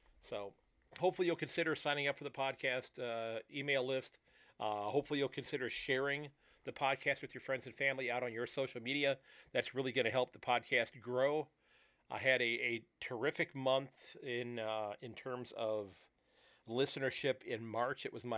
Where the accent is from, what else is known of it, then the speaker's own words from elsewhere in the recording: Sandusky, Ohio, United States; from Sandusky, Ohio